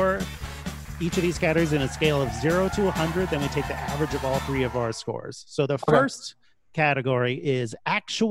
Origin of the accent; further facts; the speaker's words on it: San Jose, California, United States; I'm from San Jose, which is like 30 minutes from the boardwalk.